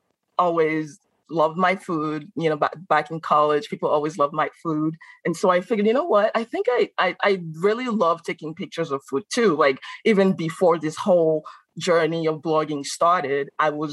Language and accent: English; Benin; English is a second language; moved away as an adult; also born or lived in Carbondale, Illinois; now in Chicago, United States; I am from Benin.